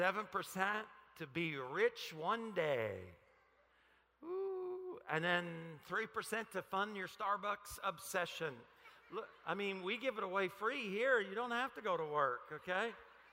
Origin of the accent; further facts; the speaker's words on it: Paragould, Arkansas, United States; moved away; I'm from Paragould, Arkansas